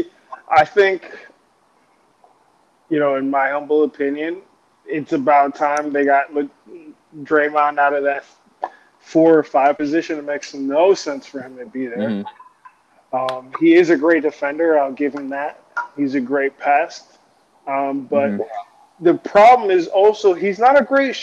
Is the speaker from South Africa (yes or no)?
no; Ohio, United States; I'm from Ohio